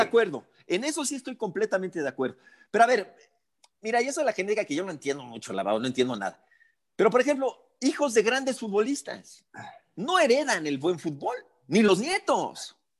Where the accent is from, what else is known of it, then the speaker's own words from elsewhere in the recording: Mexico; si nos representa o no como mexicanos